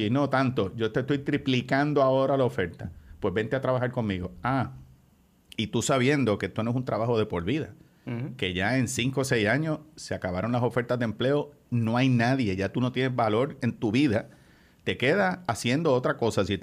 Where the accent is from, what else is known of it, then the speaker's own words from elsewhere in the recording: Bayamón, Puerto Rico; Pero es que yo soy de Bayamón